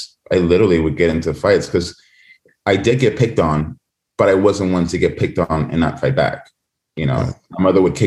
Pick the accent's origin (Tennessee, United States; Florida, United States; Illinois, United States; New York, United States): New York, United States; New York City; also born or lived in Santo Domingo, Dominican Republic; I'm originally from New York City, born and raised. I was born in Harlem, but raised in the Bronx and Washington Heights.